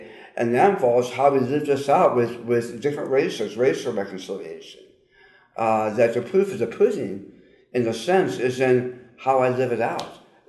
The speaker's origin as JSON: {"language": "English", "town": "Long Beach", "region": "California", "country": "United States", "tie": "born or raised there", "said": "well, just briefly, I grew up in Southern California. I grew up in Long Beach, California"}